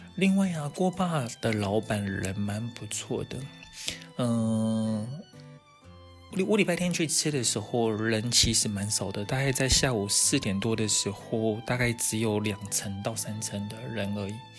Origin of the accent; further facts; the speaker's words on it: Taiwan; 我们台湾人的那一种